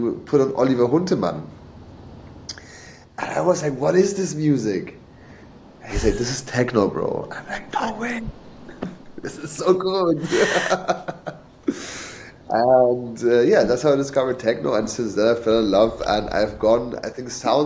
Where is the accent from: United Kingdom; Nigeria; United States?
United Kingdom; England; moved away; I grew up in England, so for 10 years I was living in the UK.